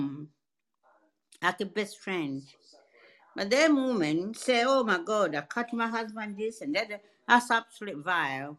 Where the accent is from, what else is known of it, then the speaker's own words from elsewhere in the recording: London, United Kingdom; I'm English, I come from London